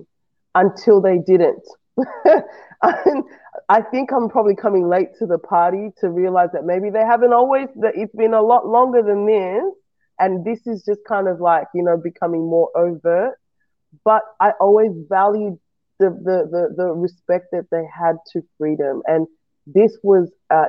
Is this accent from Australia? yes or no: yes; Australia; also born or lived in West Africa; I've come from a West African nation. I grew up in Australia, so Australia is pretty much what I know